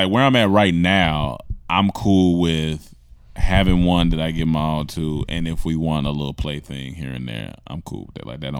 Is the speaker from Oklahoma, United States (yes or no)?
no; Atlanta, Georgia, United States; Oh, what's up, y'all? I'm from Atlanta. Grady, baby.